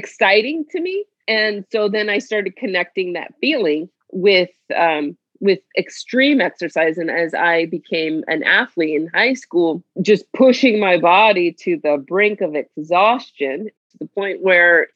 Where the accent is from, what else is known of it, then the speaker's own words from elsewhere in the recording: Miami, Florida, United States; I grew up in Miami, Florida